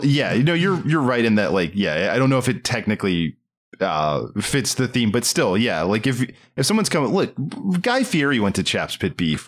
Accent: Maryland, United States; I can't do that accent, and I grew up in Maryland

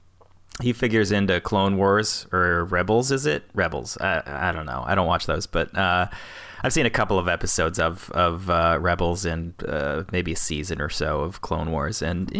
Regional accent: South Carolina, United States; born there; I was born in South Carolina, and I don't remember much of it

